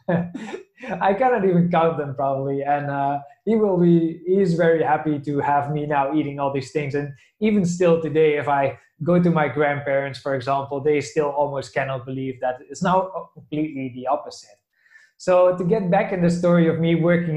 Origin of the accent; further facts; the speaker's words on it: south of the Netherlands, Netherlands; moved away; I'm from the Netherlands originally